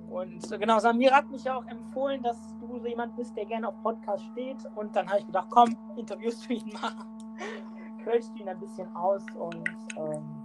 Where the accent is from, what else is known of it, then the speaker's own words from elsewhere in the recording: Ratingen, North Rhine-Westphalia, Germany; ich bin ja eigentlich kein Düsseldorfer, ich komme ja aus Ratingen